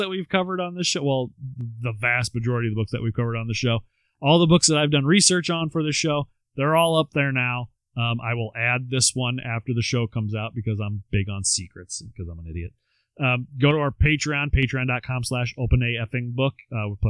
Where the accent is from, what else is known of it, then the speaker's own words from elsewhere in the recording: Southern United States, United States; accent: southern; my southern accent got shut down here